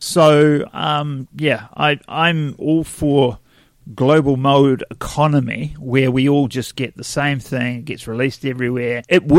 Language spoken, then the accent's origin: English; New Zealand; we come from New Zealand.